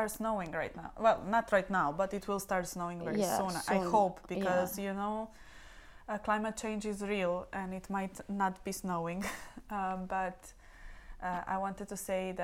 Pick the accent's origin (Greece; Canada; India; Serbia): Serbia; Belgrade; now in Dublin, Ireland; we are coming from Belgrade, don't get me wrong, we are coming from a capital of Serbia